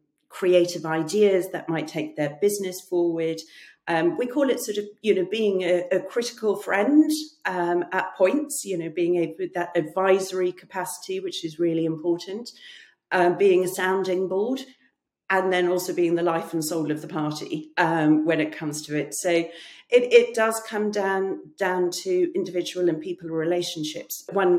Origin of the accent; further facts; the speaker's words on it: South Africa; First of all, I grew up in South Africa. And my parents were missionaries who worked for peace and reconciliation.